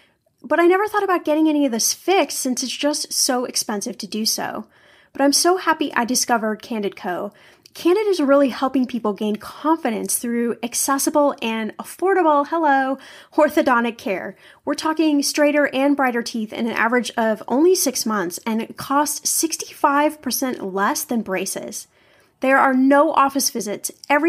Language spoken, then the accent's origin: English; Midwest, United States; born there; I don't know if I would call it an accent, but I was born in the Midwest, so maybe you hear a little bit of that. But I've lived in California for so many years